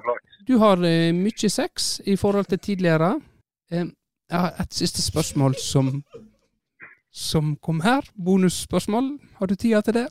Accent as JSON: {"language": "Norwegian", "area": "Kinn", "region": "Vestland", "country": "Norway", "tie": "born or raised there", "said": "jeg er jo vokst opp"}